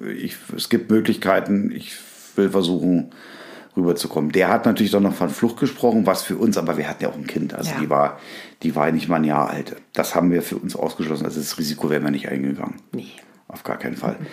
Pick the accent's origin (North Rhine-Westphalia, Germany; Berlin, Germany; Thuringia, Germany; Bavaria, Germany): Berlin, Germany; ich bin ja in Berlin groß geworden